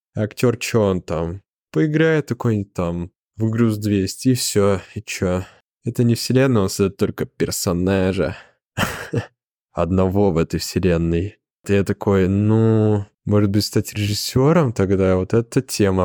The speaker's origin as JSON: {"language": "Russian", "town": "Zelenograd", "region": "Moscow", "country": "Russia", "tie": "born or raised there", "said": "я жил в Зеленограде, это мой родной город"}